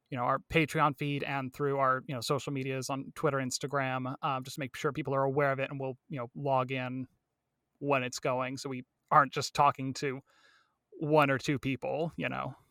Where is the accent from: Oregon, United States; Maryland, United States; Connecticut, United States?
Oregon, United States; Medford; also born or lived in Mammoth Lakes, California; pretty much born and raised here in, uh, Medford, Oregon, uh, Southern Oregon area